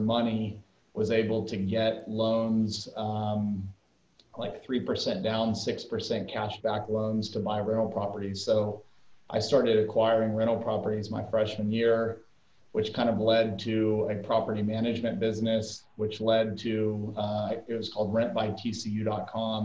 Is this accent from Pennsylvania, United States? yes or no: no; El Paso, Texas, United States; moved away as an adult; now in Fort Worth, United States; I grew up in El Paso, Texas